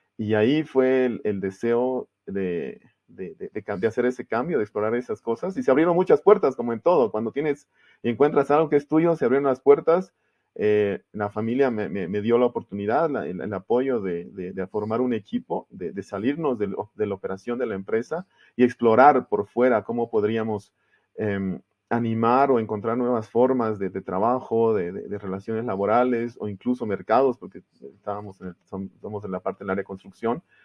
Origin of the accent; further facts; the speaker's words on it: Santa Cruz de la Sierra, Santa Cruz, Bolivia; also born or lived in Germany; en Bolivia, y fui a Alemania a estudiar. Estuve fuera desde el 97 hasta el 2008 que regresé al país